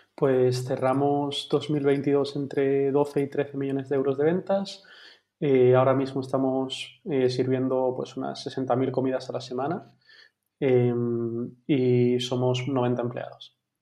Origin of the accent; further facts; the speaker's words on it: Vigo, Galicia, Spain; moved away as an adult; now in Madrid, Spain; tengo 33 años, soy de Vigo